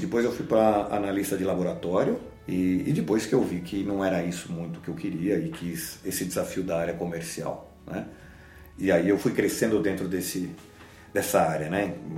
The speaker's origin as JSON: {"language": "Portuguese", "country": "Brazil", "said": "a gente acha, como brasileiro"}